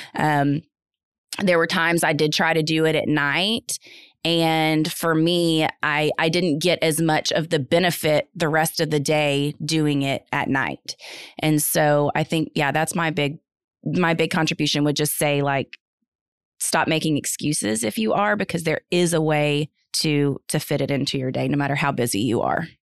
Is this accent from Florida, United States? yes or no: no; North Texas, United States; also born or lived in Houston area; now in Houston, United States; I'm from the North Texas area. Um, grew up there